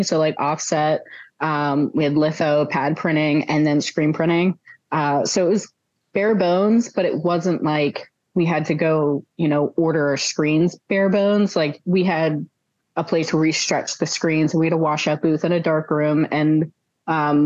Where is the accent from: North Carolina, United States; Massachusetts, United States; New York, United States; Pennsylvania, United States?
Pennsylvania, United States; Pittsburgh; moved away; also born or lived in near Philadelphia; I grew up right outside of Pittsburgh, and then I moved across the state